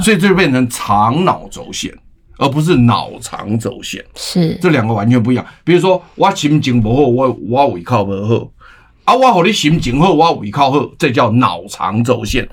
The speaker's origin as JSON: {"language": "Chinese", "country": "Taiwan", "said": "我们台湾人民都是非常善良优秀的人"}